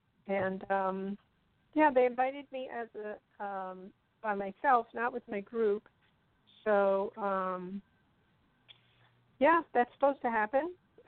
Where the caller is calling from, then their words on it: Jersey City, New Jersey, United States; Yeah, I'm calling in from New Jersey, from Jersey City.